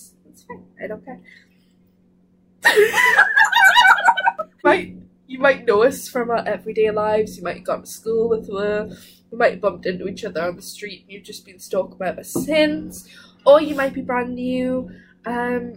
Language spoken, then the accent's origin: English; Newcastle upon Tyne, North East England, United Kingdom; moved away as an adult; now in Cardiff, United Kingdom; I'm from Newcastle